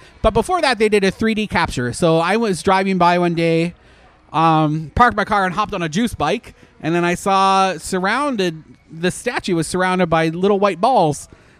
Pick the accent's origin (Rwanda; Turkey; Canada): Canada; now in Orlando, United States; as a Canadian